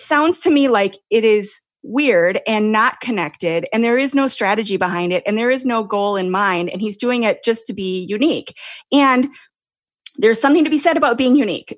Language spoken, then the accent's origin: English; Minnesota, United States; moved away as an adult; now in California, United States; I live in California and I've been, I grew up in Minnesota